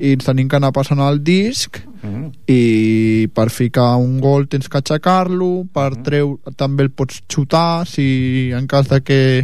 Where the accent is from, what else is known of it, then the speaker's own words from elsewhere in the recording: Catalonia, Spain; Sí, som de Catalunya